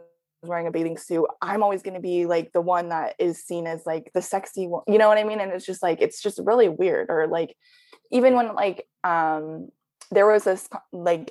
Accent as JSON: {"language": "English", "country": "United States", "tie": "born or raised there", "said": "I wasn't born in Korea. I was born here. It's just my face is Korean, and I am American"}